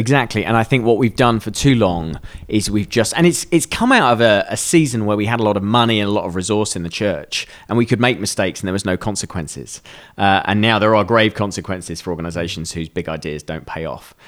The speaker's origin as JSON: {"language": "English", "country": "United Kingdom", "said": "we're British."}